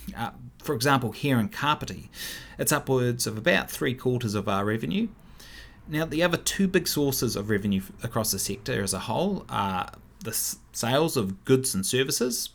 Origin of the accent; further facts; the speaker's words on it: Wellington, New Zealand; also born or lived in Upper Hutt / Melbourne / London / Martinborough; now in Paraparaumu, New Zealand; I was born in Upper Hutt. I was raised in Wellington